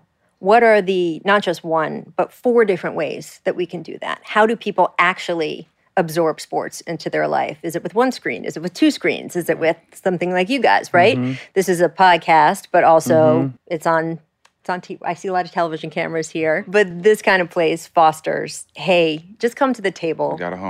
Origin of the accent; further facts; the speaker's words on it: Washington, District of Columbia, United States; And, you know, I grew up on newspapers and I grew up in the Washington, D.C. area.